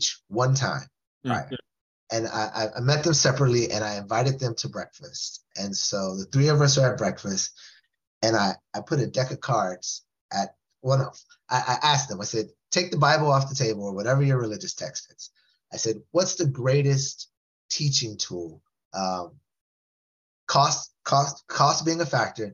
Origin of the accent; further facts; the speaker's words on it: West Coast, United States; I was from the West Coast